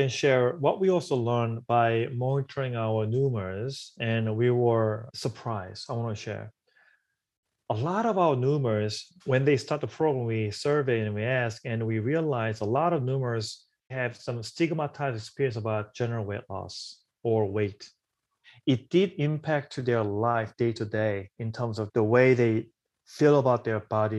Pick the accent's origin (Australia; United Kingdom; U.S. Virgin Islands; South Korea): South Korea; now in New York, United States; This is a part of my story too, where I came from South Korea to New York.